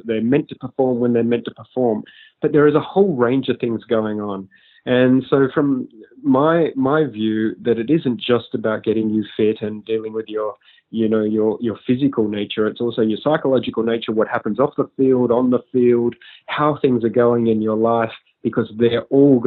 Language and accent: English; Australia; as an Australian